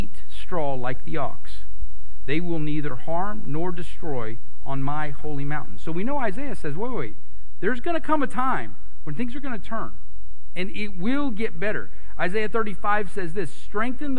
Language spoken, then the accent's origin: English; United States; We're American, right? We're Western people